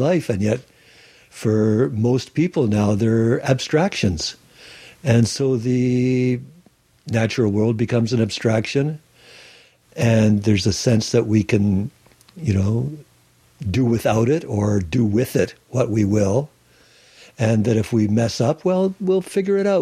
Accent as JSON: {"language": "English", "town": "Sarnia", "region": "Ontario", "country": "Canada", "tie": "born or raised there", "moved": "yes", "lives_now": "Salt Spring Island, Canada", "said": "I was born in Sarnia, Ontario, the Chemical Valley"}